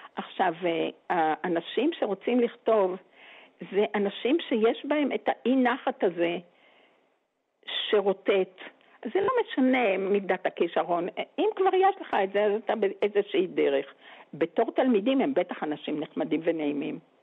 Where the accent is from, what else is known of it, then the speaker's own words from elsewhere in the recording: Geva, Northern District, Israel; אני הרי גדלתי בגבע